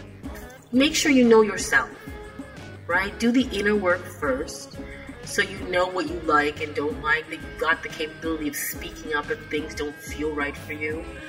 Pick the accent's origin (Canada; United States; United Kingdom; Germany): Canada; I live in Canada and, people say, aren't you used to the cold weather? I'm like, no, man, it's my Jamaican blood will not let me get used to this cold weather. I need to go home. And yet I was born in Canada